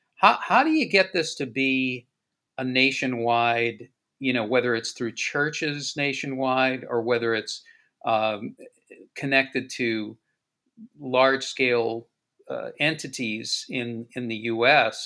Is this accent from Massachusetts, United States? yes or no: yes; Boston, Massachusetts, United States; I grew up in Boston in the 60s, and our neighborhood actually was redlined um, and in Dorchester, Massachusetts